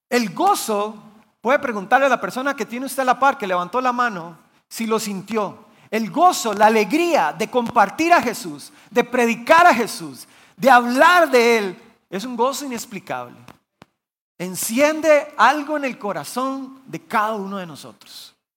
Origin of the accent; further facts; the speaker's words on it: Guanacaste, Costa Rica; yo soy originario de Guanacaste. Mis papás son pastores allá